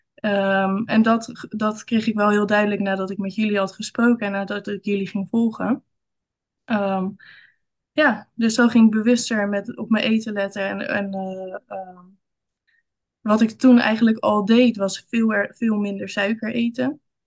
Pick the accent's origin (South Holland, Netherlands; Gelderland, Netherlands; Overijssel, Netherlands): South Holland, Netherlands; Rotterdam; ik kom uit Rotterdam. En daar woon ik samen met mijn man en twee kinderen.